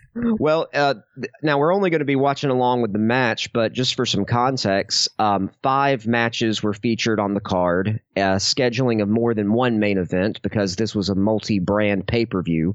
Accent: Alabama, United States; I'm from Alabama

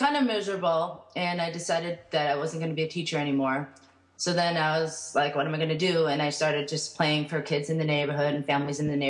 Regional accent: United States; born in the United States, and they immigrated a year before I was born

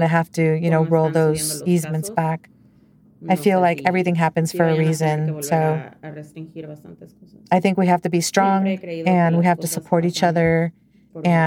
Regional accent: Mexico; moved away; I come from Mexico, and you know, have my culture

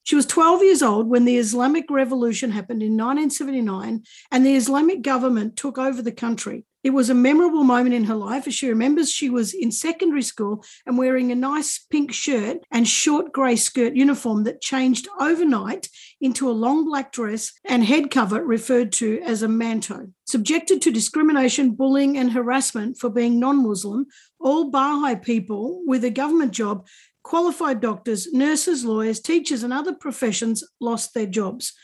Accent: Australia; being Australian

